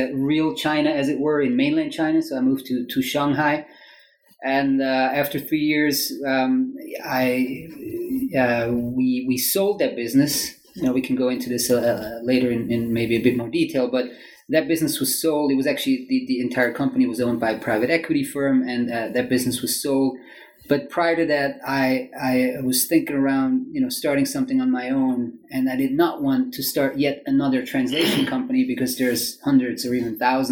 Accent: Zurich, Switzerland; first language German; English is a second language; moved away; So I'm Swiss. I'm originally I grew up in Zurich, very close to Zurich

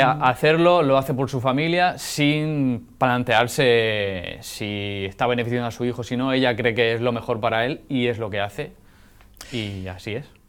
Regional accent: Alhama de Murcia, Region of Murcia, Spain; la gente que he conocido, con la que me he criado, porque la novela se desarrolla en mi pueblo, en Alama de Murcia, en la huerta murciana

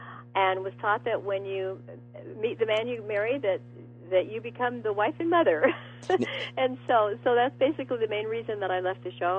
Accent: Los Angeles, California, United States; and I was raised in Los Angeles

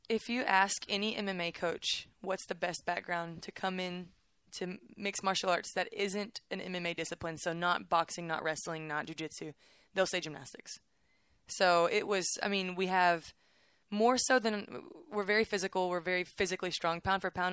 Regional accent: Waco, Texas, United States; I'm from Waco

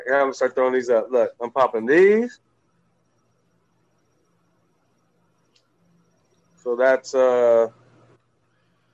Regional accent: Ohio, United States; I'm from Ohio. It's muddy waters, bro. We got the Burning River.

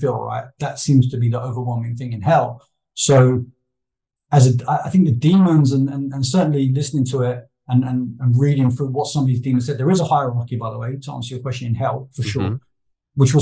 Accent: United Kingdom; I'm British

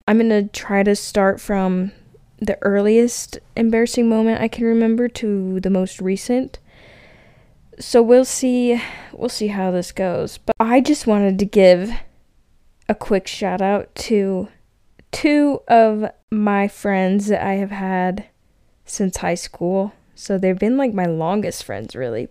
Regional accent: Wellsville, Utah, United States; also born or lived in Layton, Utah; I was from Utah.

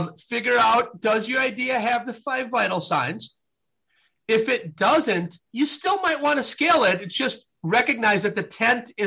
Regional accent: Midwest, United States; I was raised in the Midwest

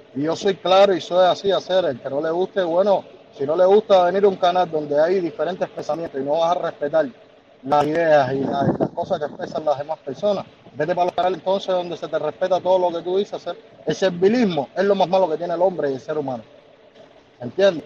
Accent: Havana, Cuba; moved away as an adult; Yo me crié en San Leopoldo, en medio de drogadictos

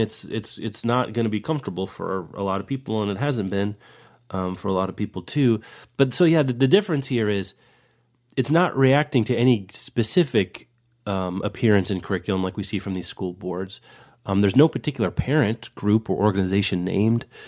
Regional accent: Kansas, United States; I grew up in Kansas

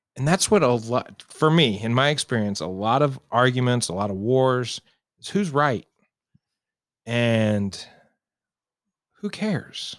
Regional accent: Raytown, Missouri, United States; I grew up in Raytown, which is a suburb here of Kansas City

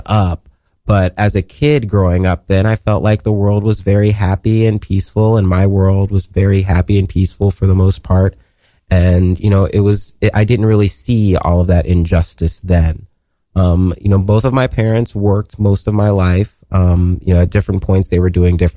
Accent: Columbus, Ohio, United States; moved away as an adult; now in New York City, United States; I was born in Columbus, Ohio. I'm a Buckeye, and I was born in a neighborhood called Linden

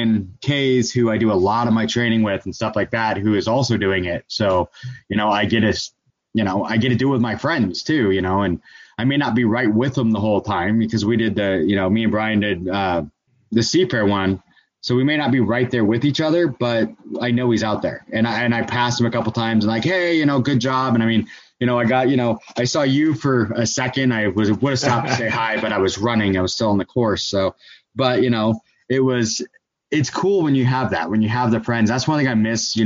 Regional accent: Maple Valley, Washington, United States; I'm from Maple Valley

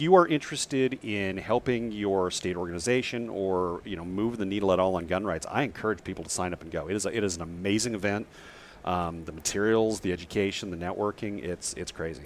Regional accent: Nebraska, United States; my home state of Nebraska

